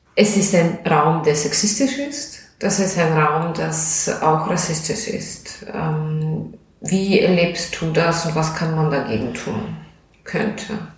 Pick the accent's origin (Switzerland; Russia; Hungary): Russia; German is a second language; moved away as an adult; now in Austria; ich komme aus Russland. Ich wohne seit zwölf Jahren in Österreich.